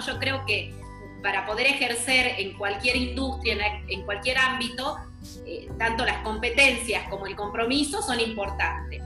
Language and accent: Spanish; northern interior of Argentina, northern Argentina, Argentina; now in Panama; soy del interior de Argentina, del norte